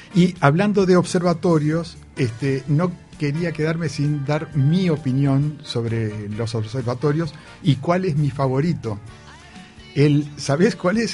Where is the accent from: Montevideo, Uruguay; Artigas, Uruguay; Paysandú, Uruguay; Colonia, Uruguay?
Paysandú, Uruguay; somos de Paysandú